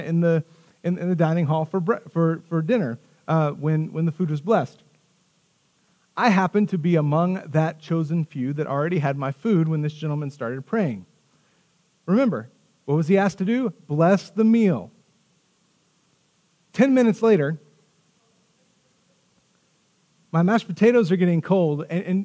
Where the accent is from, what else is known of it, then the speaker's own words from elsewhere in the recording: Tahoka, Texas, United States; I grew up in Tohoka, Texas. Tohoka, Texas is a farming community